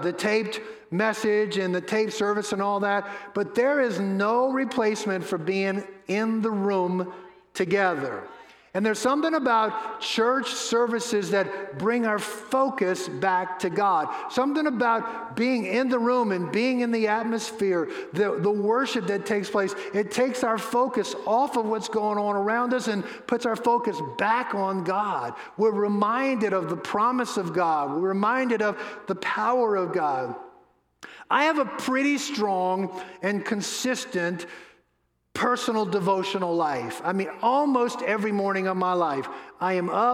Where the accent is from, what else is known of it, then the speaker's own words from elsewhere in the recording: New Orleans, Louisiana, United States; moved away; I grew up in New Orleans